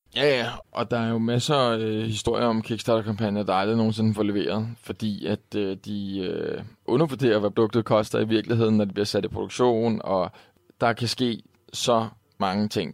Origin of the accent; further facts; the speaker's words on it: Denmark; her hjemme i Danmark